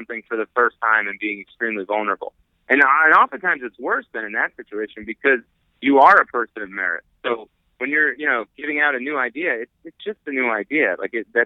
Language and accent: English; New Jersey, United States; I grew up in North Jersey